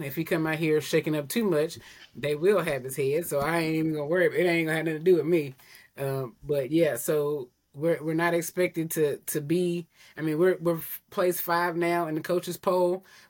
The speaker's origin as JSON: {"language": "English", "region": "Tennessee", "country": "United States", "lives_now": "Alabama, United States", "said": "I'm originally from Tennessee, so I was definitely a Vols fan until they made several stupid decisions that led me to not be a fan of them anymore. So I moved here"}